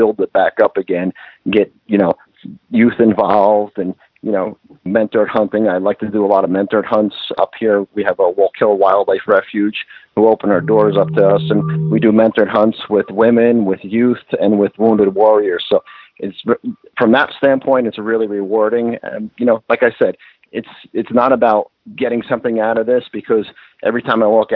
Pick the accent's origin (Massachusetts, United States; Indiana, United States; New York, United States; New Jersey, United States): New Jersey, United States; I live, born and raised in New Jersey